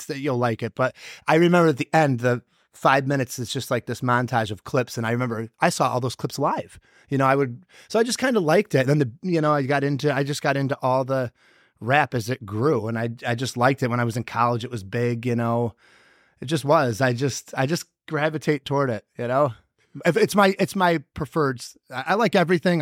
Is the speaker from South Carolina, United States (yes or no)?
no; Whitesboro, New York, United States; I'm from Whitesboro. I grew up about, oh, it's a twelve-minute ride probably from here.